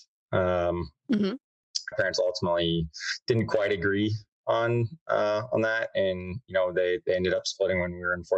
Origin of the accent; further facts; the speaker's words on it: Whiteland, Indiana, United States; I grew up in Indianapolis, Indiana, in a little town called Whiteland, which is like 30 minutes south of Indy, a little corn country town